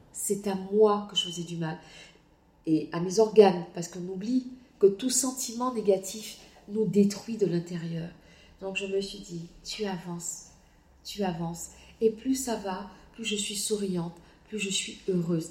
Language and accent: French; Guadeloupe; moved away; also born or lived in Martinique; je suis Guadeloupéenne. Je n'ai aucune honte à l'être. Je suis très heureuse d'être née en Guadeloupe.